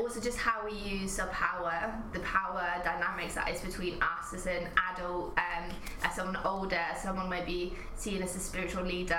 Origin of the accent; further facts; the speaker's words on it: Norway; moved away as an adult; also born or lived in Watford, England / Thailand; now in United Kingdom; I grew up in Norway.